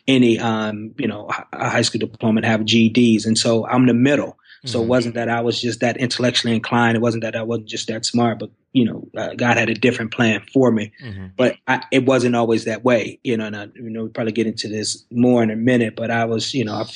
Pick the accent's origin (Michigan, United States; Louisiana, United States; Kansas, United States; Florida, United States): Michigan, United States; Detroit; moved away as an adult; also born or lived in Cleveland, Mississippi; now in Missouri, United States; I'm born and raised in Detroit, Michigan